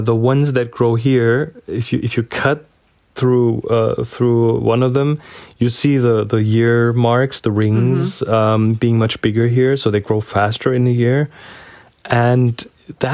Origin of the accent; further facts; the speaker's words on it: Germany; now in New Zealand; we are from Germany